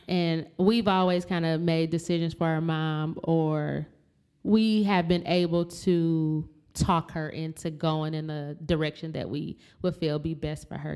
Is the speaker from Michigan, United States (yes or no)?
yes; Flint, Michigan, United States; we're from Flint, Michigan